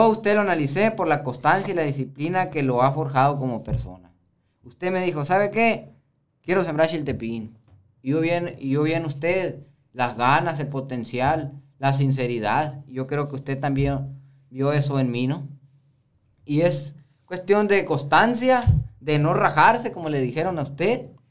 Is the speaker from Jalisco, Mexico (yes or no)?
no; Sonora, Mexico; como hombre sonorense